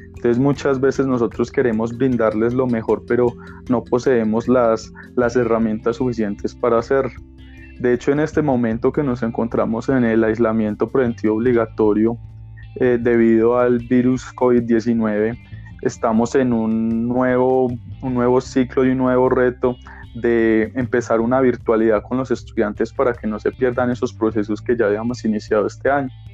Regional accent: Colombia; soy de Colombia

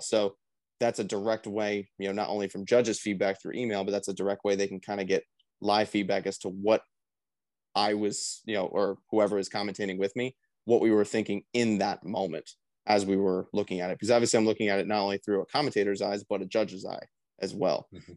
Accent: Mays Landing, New Jersey, United States; my hometown in Mays Landing, New Jersey

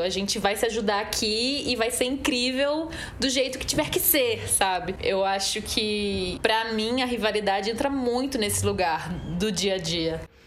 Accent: Recife, Pernambuco, Brazil; sou atriz, sou cantora, tenho 31 anos, sou de Recife

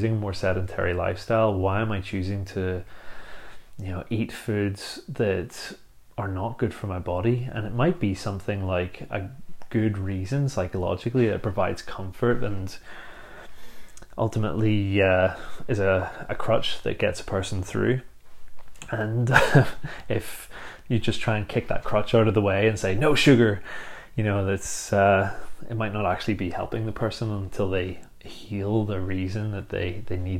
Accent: Bangor, Northern Ireland, United Kingdom; a little beach in Bangor, my hometown

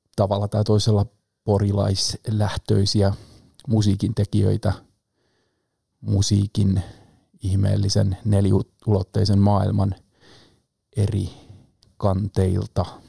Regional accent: Pori, Satakunta, Finland; also born or lived in Rauma; pidän itseäni perusporilaisena

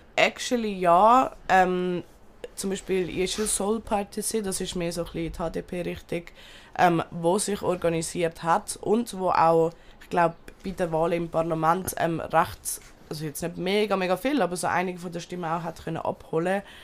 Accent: Turkey; Ich bin selber aus der Türkei, Bazarcık und Antep

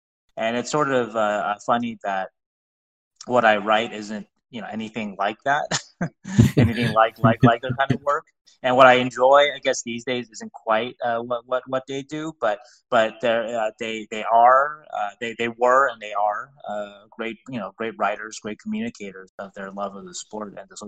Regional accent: Las Vegas, Nevada, United States; I like to think that if I hadn't told everybody that I came from Vegas, I was a Kings fan

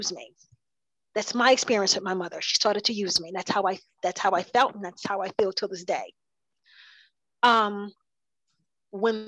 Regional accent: New Jersey, United States; also born or lived in South Carolina; My mother raised me up until I was 8 years old, until I moved from South Carolina to New Jersey to live with my grandmother

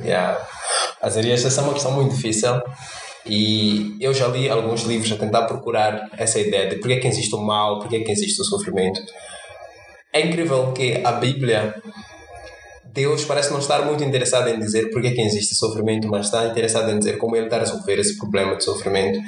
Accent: Mozambique; sendo moçambicano e não pertencendo à classe alta

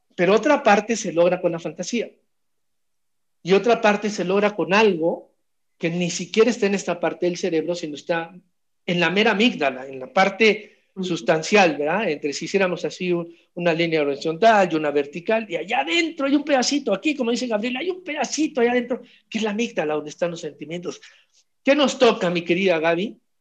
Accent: Mexico

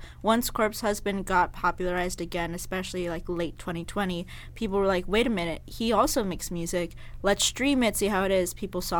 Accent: United Kingdom; Got to realize, we pronounce our T's. We're British, not British.

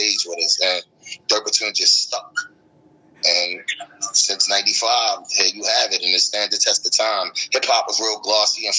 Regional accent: Baltimore, Maryland, United States; we come from Baltimore

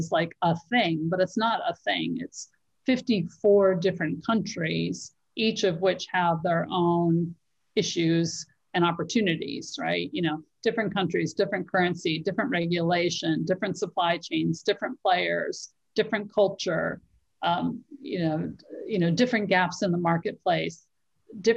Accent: United States; accent: American; moved away as an adult; now in Africa; I'm American, the accent always gives it away.

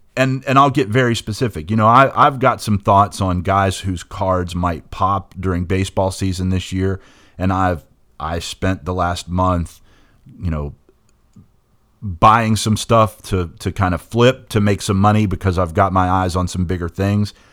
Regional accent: West Virginia, United States; growing up in West Virginia informs everything that I do, everything that I am. It's it's being a West Virginian is is woven into my personal DNA.

